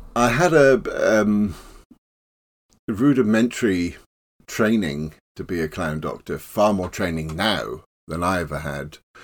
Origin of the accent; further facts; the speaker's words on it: Plymouth, South West England, United Kingdom; now in London, United Kingdom; I was growing up in Plymouth after the war.